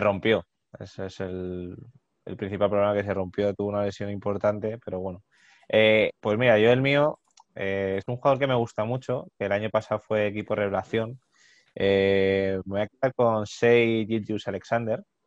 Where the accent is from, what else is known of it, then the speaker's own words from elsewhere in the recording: Madrid, Community of Madrid, Spain; nosotros somos de Madrid